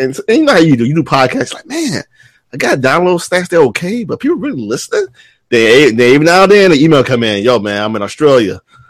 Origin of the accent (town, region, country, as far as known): Chicago, Illinois, United States; born or raised there